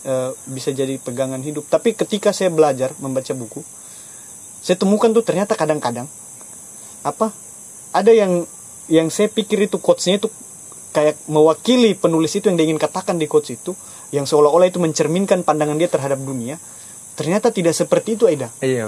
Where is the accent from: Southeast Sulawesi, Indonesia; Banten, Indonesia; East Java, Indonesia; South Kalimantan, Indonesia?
Southeast Sulawesi, Indonesia; Baubau; saya orang bau-bau sini, tapi orang tua saya asli Kaledupa dua-duanya